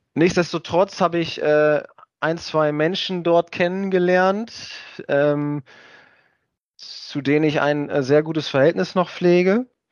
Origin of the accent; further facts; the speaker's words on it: Germany; moved away as an adult; also born or lived in Lübeck; ich als einer der wenigen äh, äh höher gespielt habe, die aus Pferden kommen